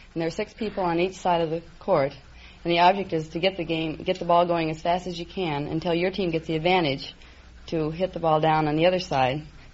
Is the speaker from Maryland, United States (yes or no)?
no; Skokie, Illinois, United States; I'm from Skokie, Illinois. I was born across the street from an ice skating rink.